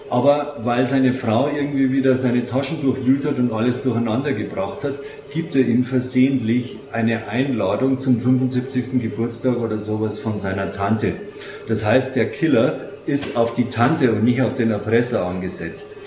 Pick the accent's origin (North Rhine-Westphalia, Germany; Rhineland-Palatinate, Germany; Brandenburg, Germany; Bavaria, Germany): Bavaria, Germany; äh, ein Rezept aus meiner Heimat der Hallertau